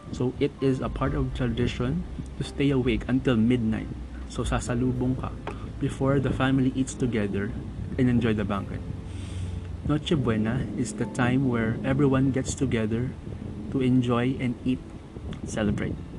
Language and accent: Tagalog; Quezon City, Metro Manila, Philippines; As a child growing up in Quezon City